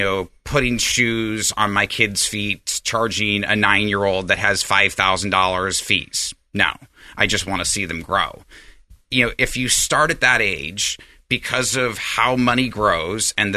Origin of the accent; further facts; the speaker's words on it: Galena, Alaska, United States; now in El Dorado Hills, United States; the little village I grew up in Alaska was on the Yukon River called Galena